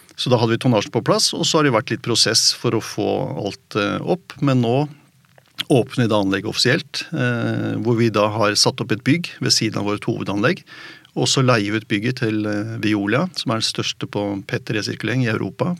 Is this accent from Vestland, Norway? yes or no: no; Oslo, Norway; Jeg vokste opp i Oslo